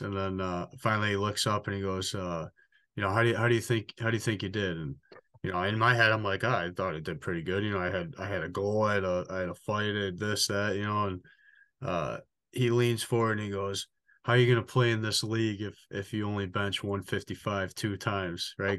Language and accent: English; Richmond, Michigan, United States; the last twenty-four years of my life, um, went to Richmond Elementary, middle, and high school